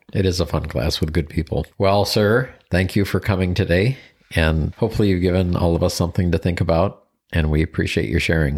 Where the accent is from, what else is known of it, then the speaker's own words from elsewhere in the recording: Buffalo, New York, United States; moved away; So I grew up in Buffalo, New York